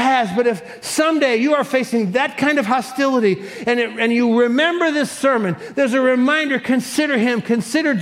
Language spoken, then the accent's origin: English; Cleveland, Ohio, United States; I was born in 1956 in Cleveland, Ohio